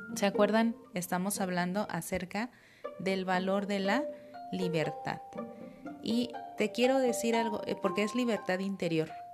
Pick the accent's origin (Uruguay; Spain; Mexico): Mexico